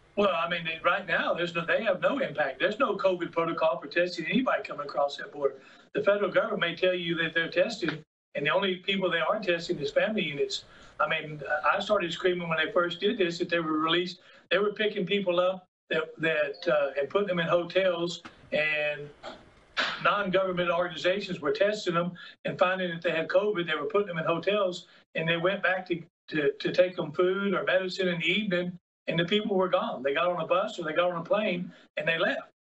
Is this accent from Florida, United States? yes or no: no; Uvalde, Texas, United States; I was raised in Uvalde as a Catholic